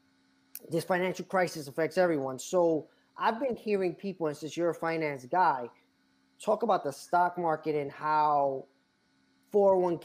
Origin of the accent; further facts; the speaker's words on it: New York, United States; oh, we're from New York. Edwin's Dominican, I'm Puerto Rican